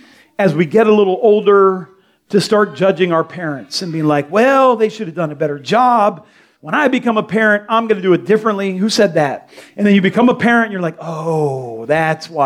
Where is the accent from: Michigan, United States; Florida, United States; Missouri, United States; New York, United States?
Florida, United States; Delray Beach; I grew up in Delray on 10th Street